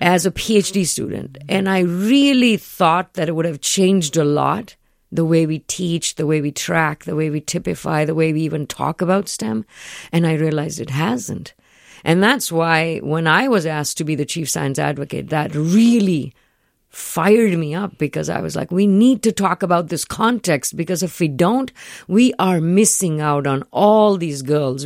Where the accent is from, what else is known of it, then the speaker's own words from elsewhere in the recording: India; moved away; I grew up in India